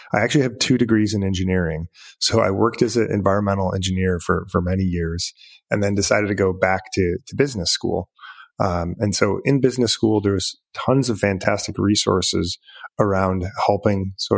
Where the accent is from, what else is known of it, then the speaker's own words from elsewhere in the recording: Michigan, United States; moved away as an adult; moved back to Michigan, my home state